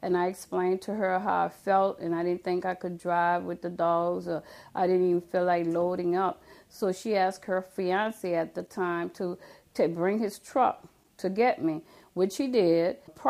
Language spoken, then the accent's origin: English; New Orleans, Louisiana, United States; I grew up in the Holly Grove area on the other side of Tulane.